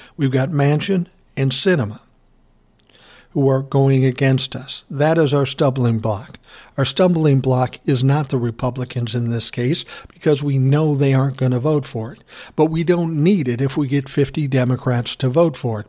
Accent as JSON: {"language": "English", "region": "Midwest", "country": "United States", "said": "We're both from the Midwest"}